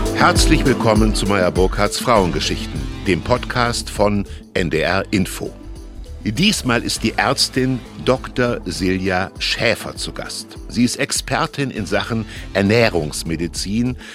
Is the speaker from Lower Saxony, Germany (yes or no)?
no; Hesse, Germany; ich bin in Hessen groß geworden